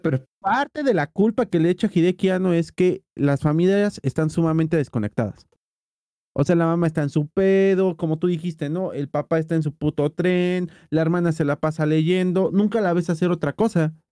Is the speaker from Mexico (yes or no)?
yes; Mexico; somos pinches mexicanos